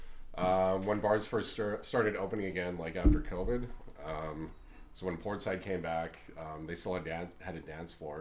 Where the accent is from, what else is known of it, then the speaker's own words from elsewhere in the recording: Vancouver, British Columbia, Canada; also born or lived in Calgary; So I was born in Calgary. But my parents moved here when I was like super young, like not even a year old. And I pretty much grew up in downtown Vancouver.